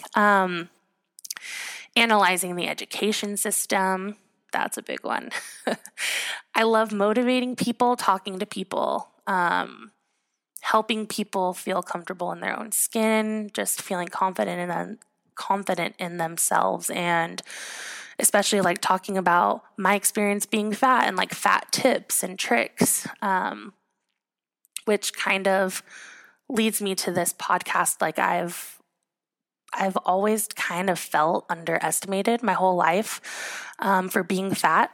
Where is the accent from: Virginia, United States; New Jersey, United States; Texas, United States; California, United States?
California, United States; Southern; also born or lived in Utah / Portland, Oregon; I grew up in Southern California